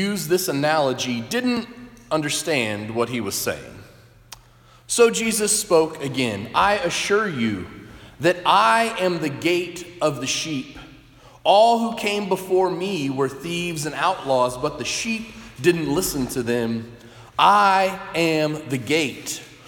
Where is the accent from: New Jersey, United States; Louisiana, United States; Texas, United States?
Texas, United States; moved away; Growing up in Texas, some of those stereotypes are true that you hear of Texans. I grew up in a city of about 1 million people